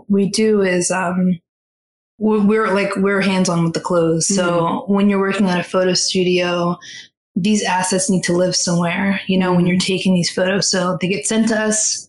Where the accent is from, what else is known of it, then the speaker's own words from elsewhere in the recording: Philadelphia, Pennsylvania, United States; moved away as an adult; now in New York, United States; I was born and raised in West Philadelphia.